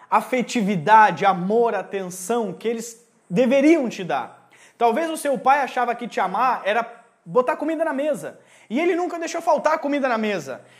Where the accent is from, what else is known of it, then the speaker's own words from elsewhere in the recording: Rio Grande do Sul, Brazil; Eu cresci no meio do campo, eu venho do Rio Grande do Sul.